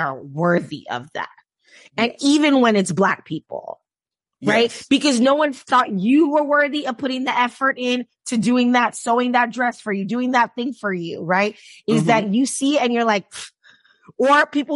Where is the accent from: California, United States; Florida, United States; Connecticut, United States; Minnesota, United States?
Florida, United States; Miami; I grew up in the South, like in Miami